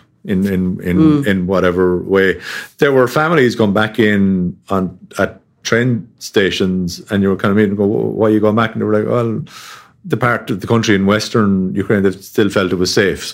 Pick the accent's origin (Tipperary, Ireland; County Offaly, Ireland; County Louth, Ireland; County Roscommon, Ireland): Tipperary, Ireland; I grew up down in Tipperary, which is about 2.5 hour drive from the border